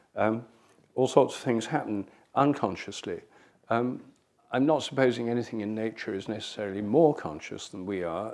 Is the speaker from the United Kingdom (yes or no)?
yes; England, United Kingdom; also born or lived in India; I'm English. I was born in England